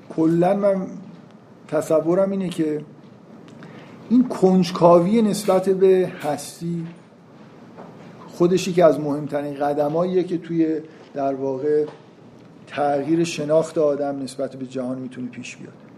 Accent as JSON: {"language": "Persian", "country": "Iran", "said": "ما تو ایران فکر کنم قید بعدیمون اینه که ایرانی هستیم"}